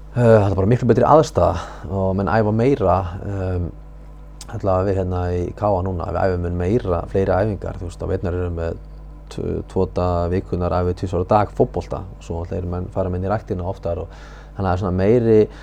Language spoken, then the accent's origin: Icelandic; Húsavík, Northeastern Region, Iceland; ég kem frá Húsæk